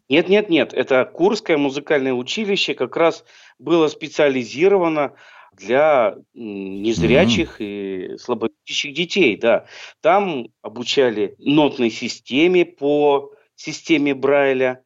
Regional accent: Chelyabinsk, Chelyabinsk Oblast, Russia; also born or lived in Troitsk, Chelyabinsk Oblast; now in Komsomolsk-on-Amur, Russia; Вообще я с Южного Урала. Я родился в городе Челябинске, а потом учился в городе Троицке Челябинской области

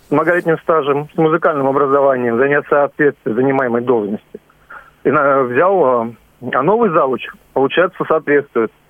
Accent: Zhukovsky, Moscow Oblast, Russia; Я из Жуковского

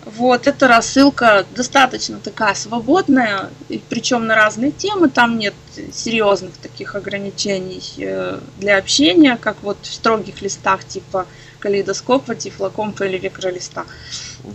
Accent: Odesa, Odesa Oblast, Ukraine; я из Одессы

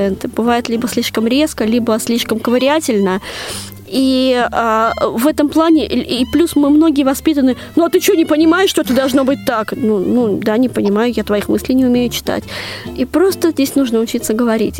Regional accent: Moscow, Russia; когда-то в Москве в моем детстве

